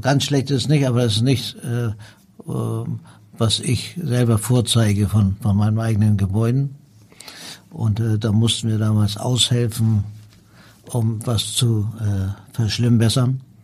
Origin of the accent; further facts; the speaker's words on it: Hamburg, Germany; also born or lived in Tehran, Iran; hier bin ich aufgewachsen